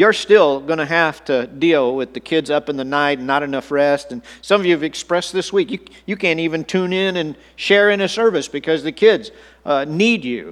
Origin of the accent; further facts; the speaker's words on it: Texas, United States; as a seventh grade boy growing up in Texas